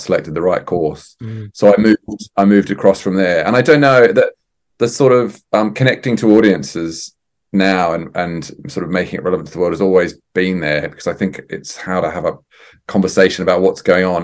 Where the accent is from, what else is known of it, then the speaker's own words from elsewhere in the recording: Australia; I'm Australian as well